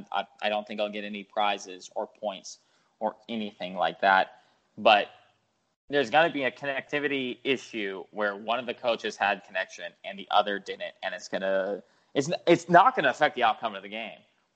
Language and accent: English; Fairbanks, Alaska, United States; Born in my hometown of Fairbanks, Alaska